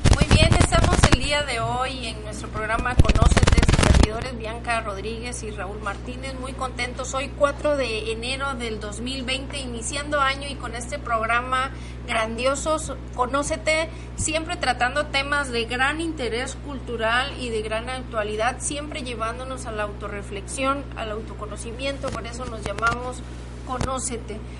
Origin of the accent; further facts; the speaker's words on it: Costa Rica; moved away; yo soy originaria de Costa Rica, allá no se celebra la rosca de reyes